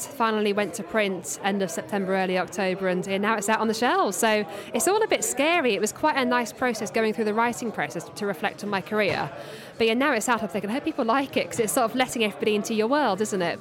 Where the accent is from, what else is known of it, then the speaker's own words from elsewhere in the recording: Surrey, South East England, United Kingdom; I'm from Surrey